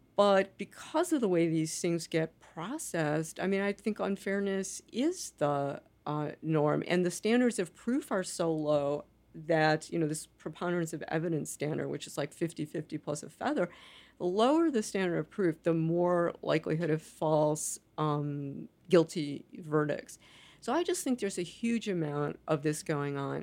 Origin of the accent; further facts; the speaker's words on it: United States; as an American